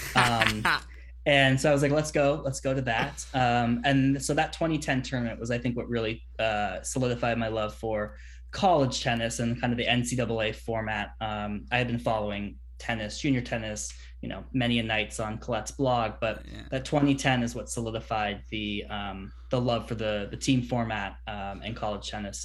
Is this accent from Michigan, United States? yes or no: no; Bay Area, California, United States; I grew up in the Bay Area, um, about ten minute drive from the Stanford campus